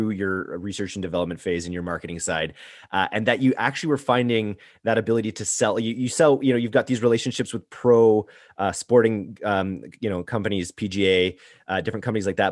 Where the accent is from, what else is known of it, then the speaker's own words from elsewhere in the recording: Canada; I'm Canadian